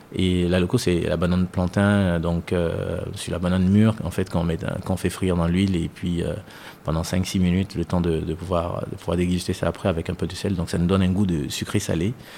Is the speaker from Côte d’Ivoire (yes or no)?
yes; Côte d’Ivoire; moved away as an adult; also born or lived in France; now in Côte d'Ivoire; je suis ivoirien, mais franco-ivoirien on va dire